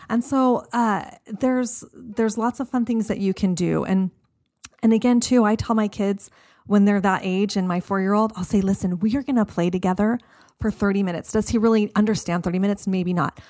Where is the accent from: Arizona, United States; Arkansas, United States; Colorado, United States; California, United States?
Arizona, United States; I grew up here. I grew up in Arizona.